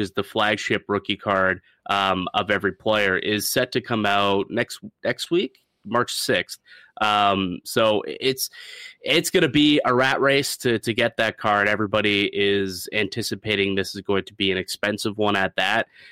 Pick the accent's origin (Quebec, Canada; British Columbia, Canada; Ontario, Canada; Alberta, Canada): Ontario, Canada; St. Catharines; my hometown of uh, Niagara and Saint Catharines